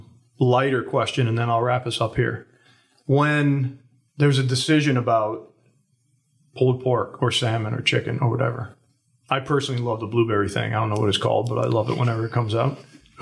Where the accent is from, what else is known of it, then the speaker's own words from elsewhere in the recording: New Orleans, Louisiana, United States; I'm from New Orleans.